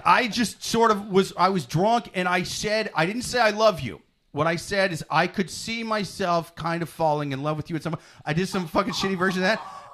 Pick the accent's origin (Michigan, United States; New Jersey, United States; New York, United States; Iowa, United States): Iowa, United States; I'm from Iowa